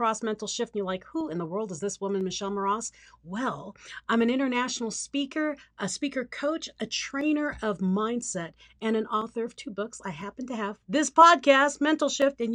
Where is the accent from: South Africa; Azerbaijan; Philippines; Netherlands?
Philippines; moved away; I grew up in the Philippines